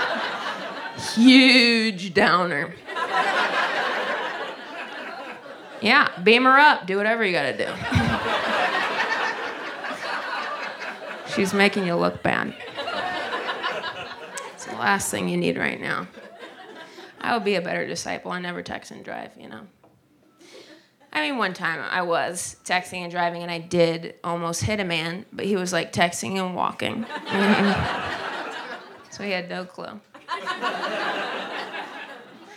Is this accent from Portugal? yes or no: no; Ohio, United States; moved away; Whenever I'm home in Ohio, I'm from Ohio